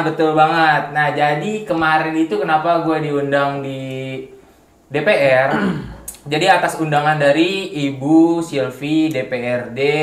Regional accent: Betawi, Jakarta, Indonesia; gua latar belakangnya gua asli orang Betawi

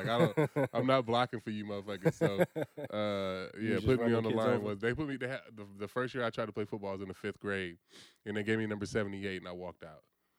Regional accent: Vallejo, California, United States; So I grew up in the Crest.

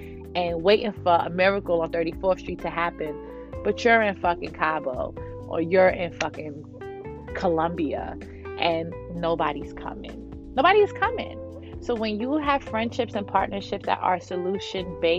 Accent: New York City, New York, United States; I'm from Brooklyn, New York

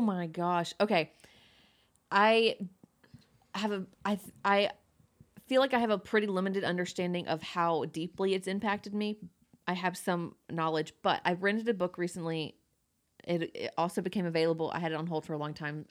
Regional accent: Georgia, United States; born or raised there

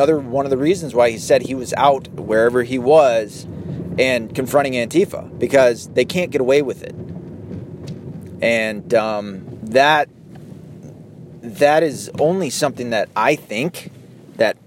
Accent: United States; I was raised in the United States, in the Western world

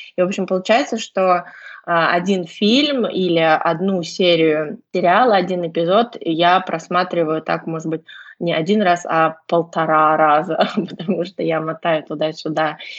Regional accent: Saint Petersburg, Russia; я из Санкт-Петербурга

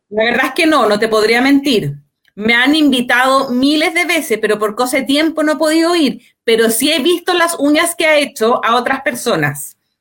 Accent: Santiago, Santiago Metropolitan Region, Chile; somos todos vecinos de Peñalolén

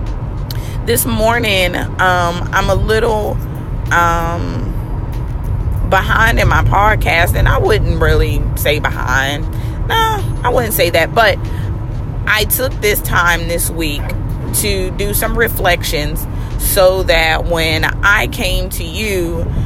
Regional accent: Baltimore, Maryland, United States; moved away; I am from Baltimore, and I am a little over a week away from being able to go home to see my mommy and my grandmother and my family

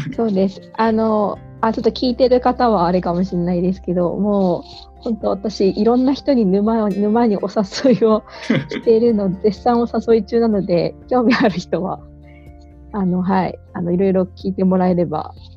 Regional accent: Kumamoto, Japan; 私の、えー、出身であります、えーと、熊本県

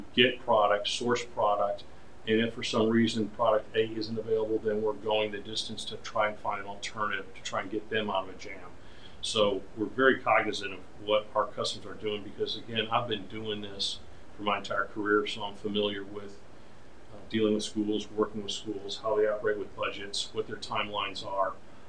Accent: Detroit, Michigan, United States; born there; also born or lived in Chicago; I was born in Detroit, Michigan, and I am a second generation paper person.

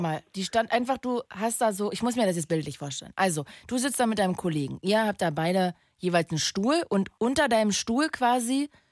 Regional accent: Magdeburg, Saxony-Anhalt, Germany; Ich komme doch aus Magdeburg. Das ist doch meine Heimat da bin ich geboren. Ich bin, ich bin ein Magdeburger Kind.

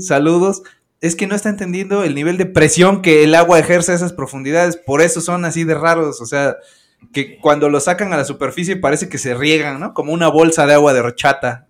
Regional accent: Orizaba, Veracruz, Mexico; yo vivo en Orizaba, bueno, soy de Orizaba

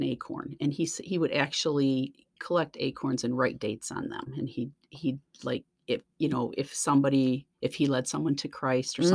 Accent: Lansing, Michigan, United States; I grew up in Lansing, and I attended South Baptist Church with my family for my whole life up until I graduated

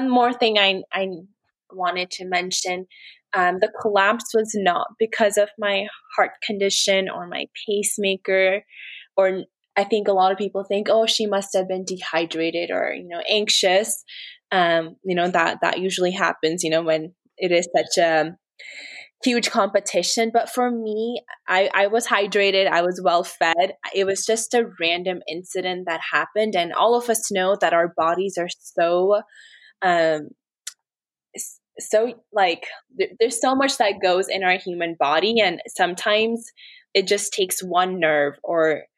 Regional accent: United States; I was raised in America, and America is my home. I like came here when I was a baby

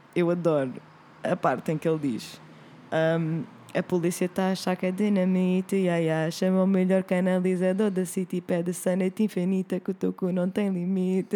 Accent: Oeiras, Lisbon, Portugal; minha terra natal, Oeiras

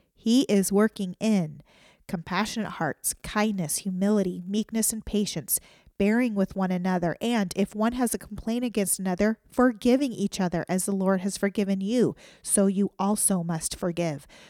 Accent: United States; as an American citizen

